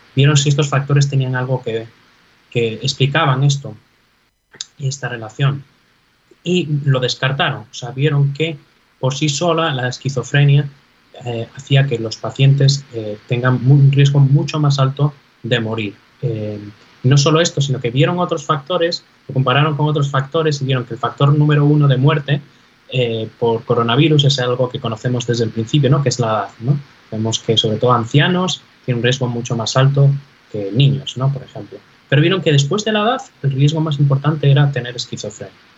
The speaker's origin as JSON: {"language": "Spanish", "region": "Galicia", "country": "Spain", "tie": "born or raised there", "also_born_or_lived": "Navarre", "moved": "as an adult", "lives_now": "New York, United States", "said": "los gallegos somos emigrantes por naturaleza"}